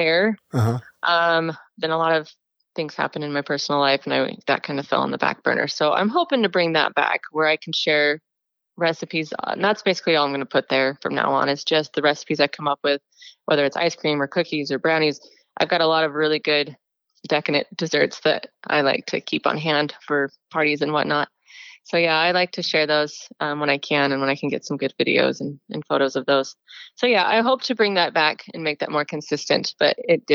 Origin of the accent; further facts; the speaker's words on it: Highland, Utah, United States; also born or lived in Brazil; now in Eagle Mountain, United States; My home is Highland, Utah, in Utah Valley